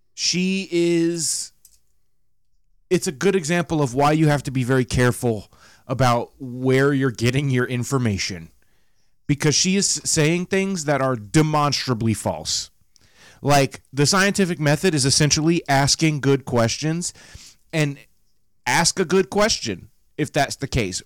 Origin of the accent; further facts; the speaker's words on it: the South, United States; 31 from the South with my voice and accent